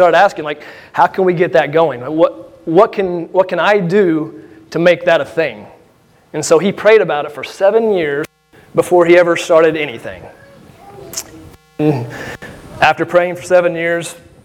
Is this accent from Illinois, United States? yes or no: yes; Benton, Illinois, United States; I'm born and raised here in Southern Illinois. I'm from Benton